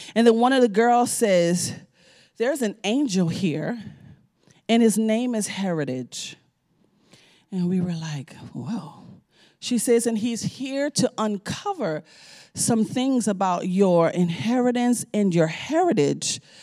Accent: New Orleans, Louisiana, United States; I'm from New Orleans, you know, we eat chicken, but we don't raise chicken

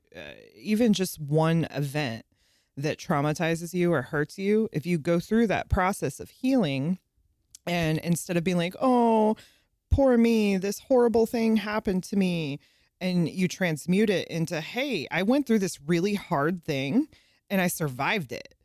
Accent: South San Francisco, California, United States; moved away; also born or lived in the South (US); I grew up in South San Francisco, California

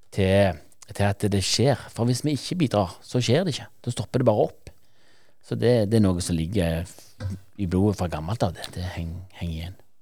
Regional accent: Norway; sjøl har jeg vokst opp i Verdalen og har eh, spilt mine kamper på Voll idrettslag

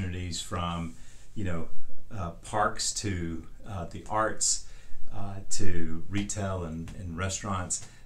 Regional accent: western Texas, United States; moved away as an adult; also born or lived in Houston, Texas; now in Sandy Springs, United States; I grew up in Texas. I grew up in the western part of Texas, a small town of about 1,000 people

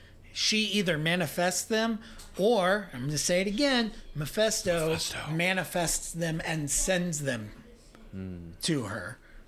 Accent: Southeast Ohio, United States; accent: Appalachian; I'm from Southeast Ohio

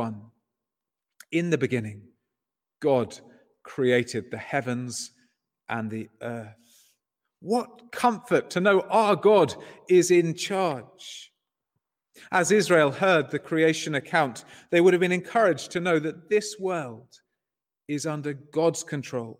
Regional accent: England, United Kingdom; moved away as an adult; also born or lived in Southampton; now in Ireland; As an Englishman

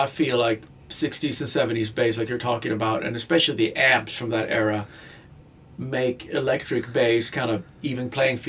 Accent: Sweden; moved away; I grew up in Sweden, and I grew up in a small town of 30,000.

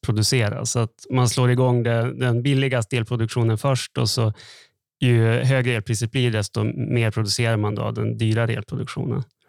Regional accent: Norrland, Sweden; moved away; Jag är uppväxt på landsbygden i Norrland

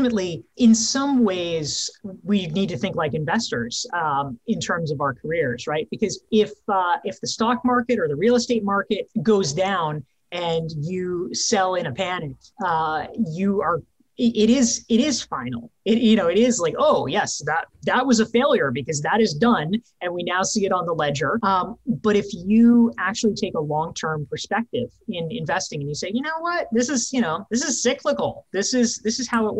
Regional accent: North Carolina, United States; now in New York City, United States; I grew up in North Carolina and I live in New York City now.

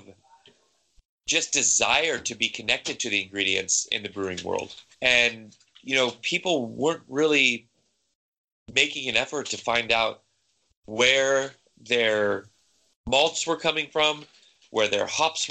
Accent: San Diego, California, United States; moved away as an adult; now in Denmark; I'm from San Diego, so I grew up in the craft brewing kind of boom that happened 10, 15 years ago back there.

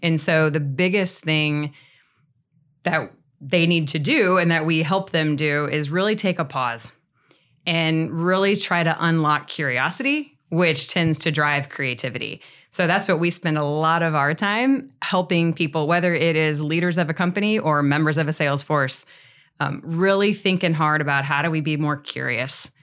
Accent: Northeast Missouri, United States; moved away as an adult; also born or lived in Saint Louis, Missouri; I'm from Northeast Missouri originally, so moved to Saint Louis afterwards

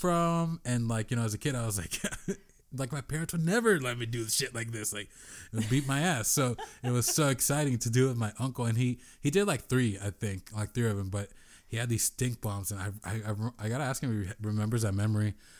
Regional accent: San Diego, California, United States; I grew up in San Diego

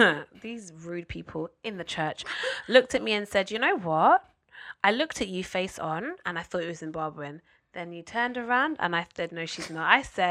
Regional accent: Jamaica; No, I'm Jamaican.

